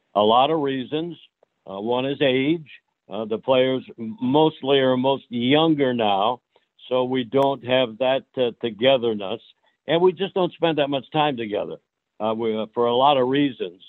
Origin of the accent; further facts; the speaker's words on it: Iowa, United States; moved away as an adult; also born or lived in Chicago; now in Phoenix, United States; I grew up in Iowa